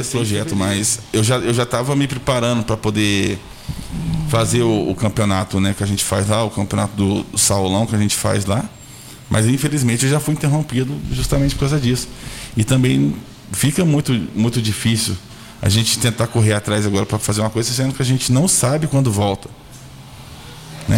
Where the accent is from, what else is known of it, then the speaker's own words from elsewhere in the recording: Santa Luzia, Brazil; Eu, eu sou nascido e criado em Santa Luzia